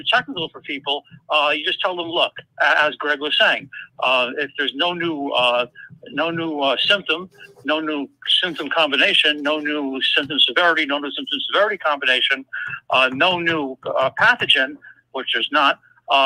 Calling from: Denmark; from Denmark.

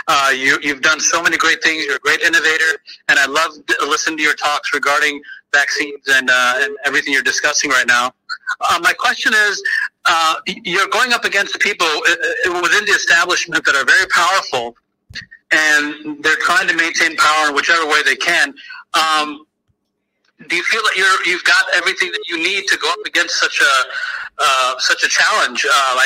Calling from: Pasadena, California, United States; Yes, hi, Dr. Shiva. … I'm from Pasadena, California.

